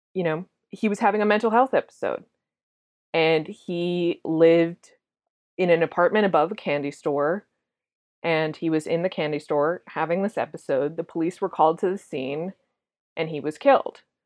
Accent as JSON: {"language": "English", "region": "Massachusetts", "country": "United States", "said": "I'm from Massachusetts."}